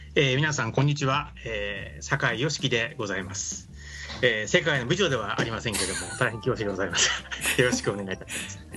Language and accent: Japanese; Mie, Japan; 三重県です僕も三重県ですよ